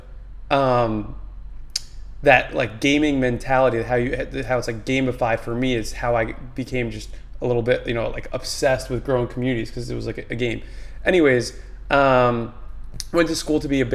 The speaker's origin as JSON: {"language": "English", "town": "Manalapan", "region": "New Jersey", "country": "United States", "tie": "born or raised there", "said": "I grew up in Manalapan, New Jersey, so kind of literally in the middle of New Jersey"}